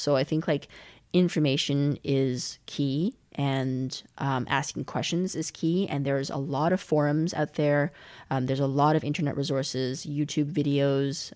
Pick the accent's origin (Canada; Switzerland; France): Canada; Calgary, Alberta; moved away as an adult; also born or lived in China / Montreal; now in Berlin, Germany; I was born in China. We moved to Canada when I was six, and I grew up in in Calgary, in the western part of Canada, uh, lived there for twelve years